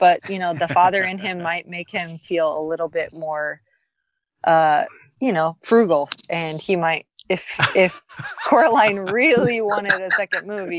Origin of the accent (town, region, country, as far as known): Texas, United States; born or raised there; moved away